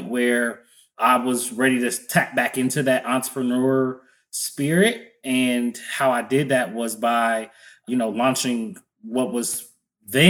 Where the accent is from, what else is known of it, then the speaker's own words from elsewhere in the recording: Cincinnati, Ohio, United States; also born or lived in Columbus, Ohio; born and raised in Cincinnati, Ohio.